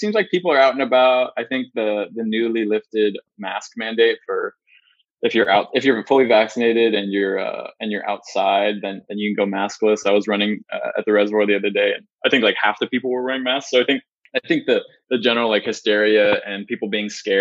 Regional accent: Northern California, United States; I grew up in Northern California.

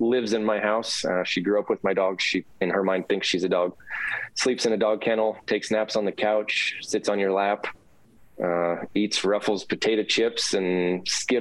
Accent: Knoxville, Iowa, United States; I grew up in Knoxville

